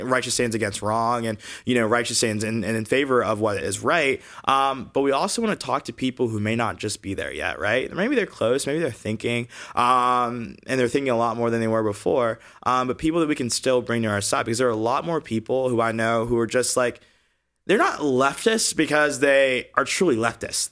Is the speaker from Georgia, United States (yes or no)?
yes; Augusta, Georgia, United States; moved away as an adult; also born or lived in Alabama; now in California, United States; I grew up in Georgia in the Deep South